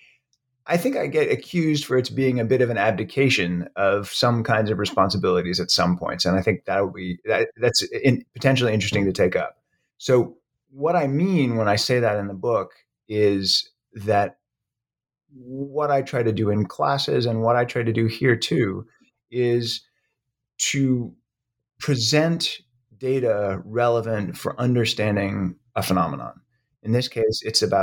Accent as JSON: {"language": "English", "town": "Brookline", "region": "Massachusetts", "country": "United States", "tie": "born or raised there", "also_born_or_lived": "Florida", "said": "I was born in Florida, but grew up mostly in Brookline, Massachusetts, just outside of Boston"}